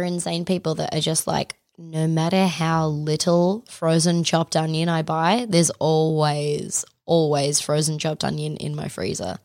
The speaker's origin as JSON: {"language": "English", "country": "Australia", "said": "we're Australian"}